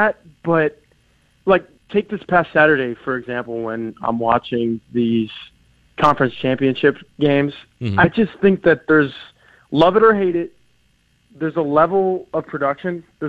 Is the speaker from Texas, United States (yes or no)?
yes; Dallas, Texas, United States; I'm from Dallas